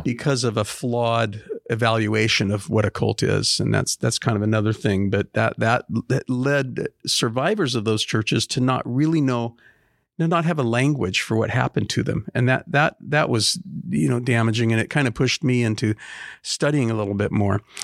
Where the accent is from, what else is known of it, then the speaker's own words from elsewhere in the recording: Portland, Oregon, United States; I was born and raised in Portland, and, uh, other than a little bit of time in the military, I've always lived, uh, in Southeast Portland.